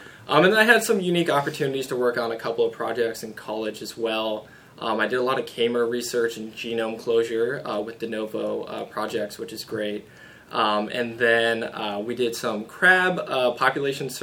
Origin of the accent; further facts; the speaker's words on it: Dayton, Ohio, United States; I'm from Dayton originally. This is the zoo I grew up coming